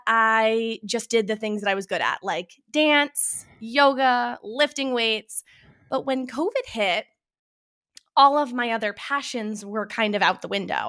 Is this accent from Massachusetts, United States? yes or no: yes; Boston, Massachusetts, United States; now in Burlington, Connecticut, United States; I am originally from the Boston, Massachusetts area